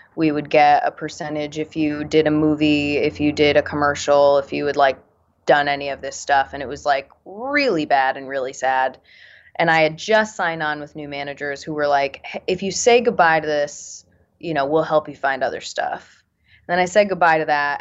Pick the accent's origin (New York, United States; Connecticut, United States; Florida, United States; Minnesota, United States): Connecticut, United States; moved away; I'm from Connecticut